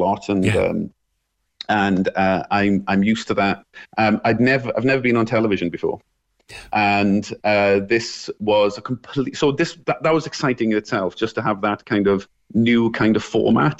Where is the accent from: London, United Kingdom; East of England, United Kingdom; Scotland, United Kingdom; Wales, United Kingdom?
Wales, United Kingdom; Merthyr Tydfil; I'm from the South Wales Valleys, a place called Merthyr Tydfil, the head of the valleys